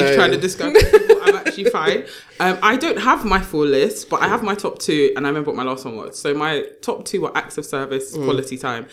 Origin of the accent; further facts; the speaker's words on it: Nigeria; The Nigerian babe in me